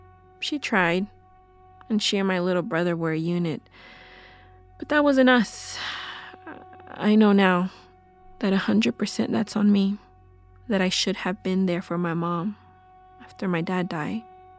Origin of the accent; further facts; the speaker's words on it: Texas, United States; So the version I was told growing up in West Texas in the late 80s, the version my grandma told us leading up to Christmas Eve